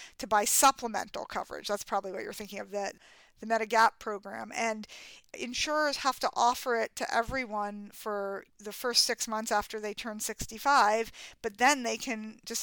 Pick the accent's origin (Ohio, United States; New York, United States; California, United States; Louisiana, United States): New York, United States; New York City; as a kid in growing up in Manhattan where no one drove